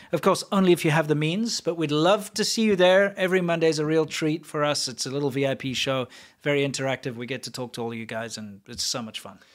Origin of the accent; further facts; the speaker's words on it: South Africa; moved away; South African